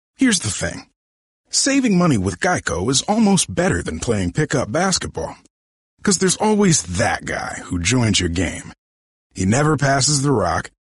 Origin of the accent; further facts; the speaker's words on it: Colchester, Connecticut, United States; moved away; I grew up in Connecticut, uh, in a town called Colchester